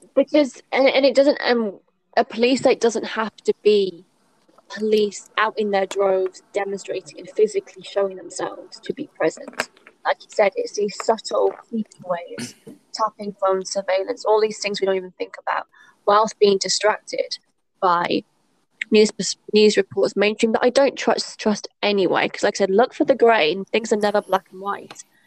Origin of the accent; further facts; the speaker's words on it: United Kingdom; moved away; also born or lived in China; as a Brit